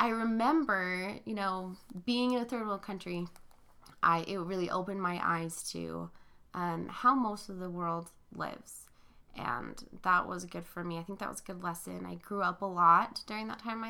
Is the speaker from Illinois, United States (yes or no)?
no; Arizona and Northern California, United States; also born or lived in Philippines; I grew up in Arizona and Northern California